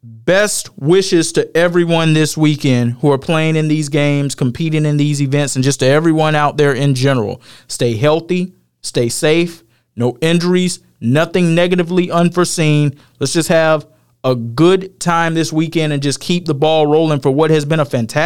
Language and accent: English; Atlanta, Georgia, United States; moved away; I'm from the Atlanta area.